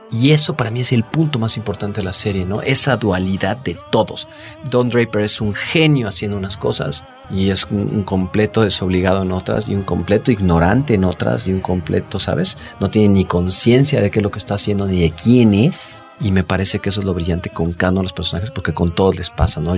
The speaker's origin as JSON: {"language": "Spanish", "country": "Mexico", "said": "nosotros como mexicanos"}